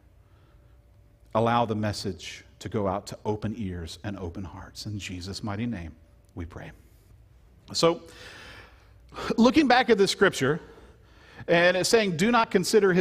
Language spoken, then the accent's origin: English; Louisiana, United States; I'm from Louisiana